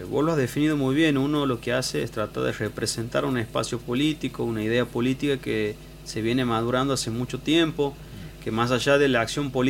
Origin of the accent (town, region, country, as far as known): Santiago del Estero, Argentina